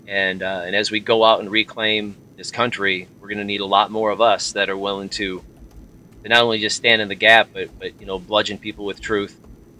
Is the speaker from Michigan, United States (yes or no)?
yes; Flint, Michigan, United States; moved away as an adult; now in Tennessee, United States; I've born and raised in Michigan, the Flint, Michigan area. Moved to Tennessee about 10 years ago